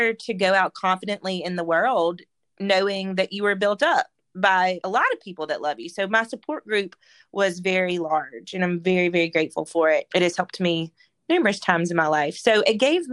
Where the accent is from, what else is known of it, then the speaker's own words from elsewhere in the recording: Mississippi Delta, United States; now in Auburn, United States; I grew up in the Mississippi Delta